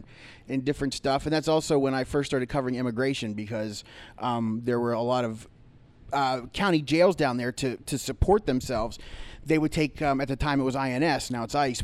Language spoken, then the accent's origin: English; Ohio Valley, United States; moved away as an adult; also born or lived in Youngstown, Ohio; now in Pittsburgh, United States; I grew up in the Ohio Valley, and I went to college, Youngstown State